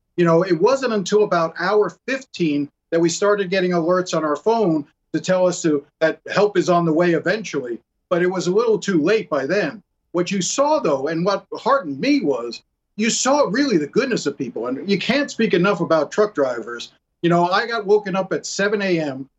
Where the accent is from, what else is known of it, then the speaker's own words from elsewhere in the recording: New York City, New York, United States; now in Miami, United States; I grew up in Brooklyn